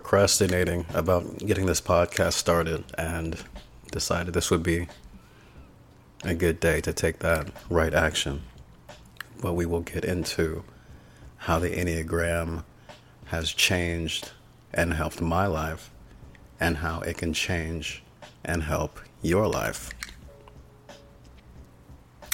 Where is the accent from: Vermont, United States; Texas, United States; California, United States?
California, United States; Bay Area; I'm from the Bay Area, California